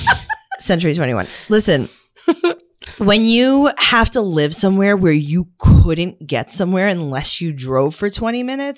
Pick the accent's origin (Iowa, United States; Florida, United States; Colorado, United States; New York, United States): New York, United States; New York City; as a New Yorker